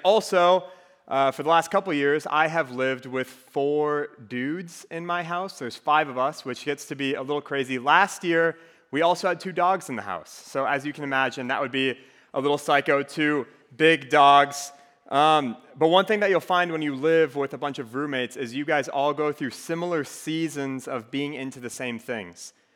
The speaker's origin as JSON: {"language": "English", "region": "Minnesota", "country": "United States", "accent": "Minnesotan", "moved": "as an adult", "lives_now": "Iowa City, United States", "said": "I'm originally from Minnesota, so I have a little bit of an accent that comes out from time to time"}